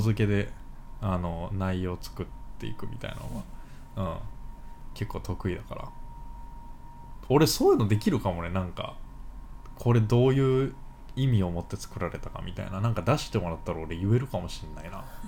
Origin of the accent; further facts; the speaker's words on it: Kansai, Japan; accent: Kansai dialect; 関西弁で読むミスを連発してしまった